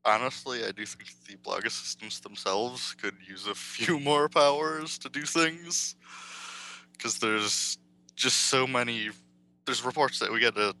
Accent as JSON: {"language": "English", "region": "Wisconsin", "country": "United States", "said": "I'm from Wisconsin"}